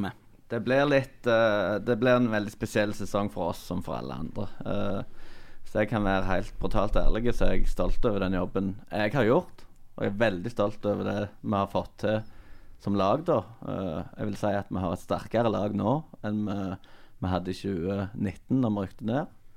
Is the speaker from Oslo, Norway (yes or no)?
no; Lye, Rogaland, Norway; jeg er fra Lye